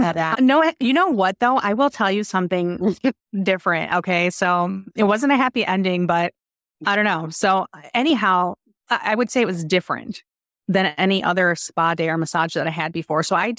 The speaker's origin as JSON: {"language": "English", "town": "Chicago", "region": "Illinois", "country": "United States", "said": "from Chicago."}